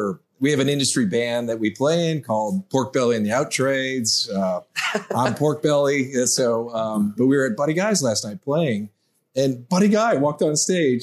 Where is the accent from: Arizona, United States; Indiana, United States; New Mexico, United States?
Indiana, United States; also born or lived in Chicago, Illinois; I just think I'm a Midwesterner. I was born here, moved to Indiana yet when I was young.